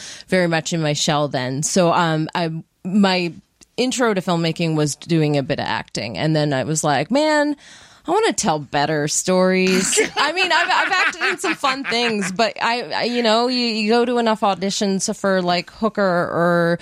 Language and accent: English; Yarmouth, Nova Scotia, Canada; now in Halifax, Canada; I'm originally from Yarmouth